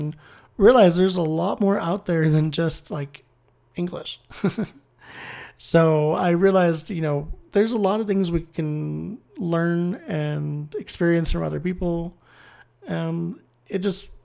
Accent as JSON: {"language": "English", "country": "United States", "said": "I'm American and can speak like four or five languages"}